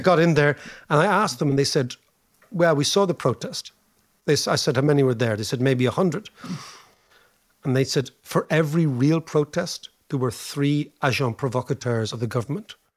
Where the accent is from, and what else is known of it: Ireland